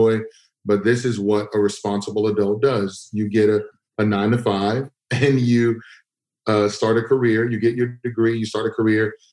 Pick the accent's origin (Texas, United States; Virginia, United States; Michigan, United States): Texas, United States; growing up in Texas